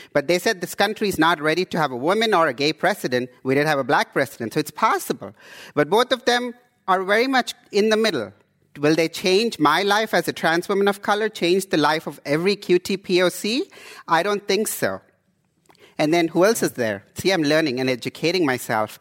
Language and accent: English; India; also born or lived in Houston, Texas / Canada / East Oakland, California; now in Oakland, United States; I come from India